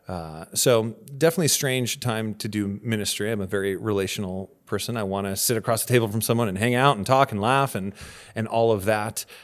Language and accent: English; Santa Barbara, California, United States; moved away as an adult; now in Camarillo, United States; both my wife and I grew up in Santa Barbara